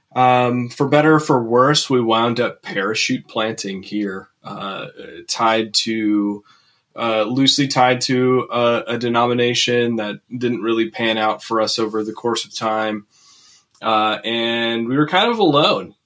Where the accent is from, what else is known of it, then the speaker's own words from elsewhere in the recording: Twin Cities area, Minnesota, United States; moved away as an adult; also born or lived in Fargo, North Dakota; now in Jamestown, United States; I grew up in the upper Midwest here in Minnesota, Twin Cities area.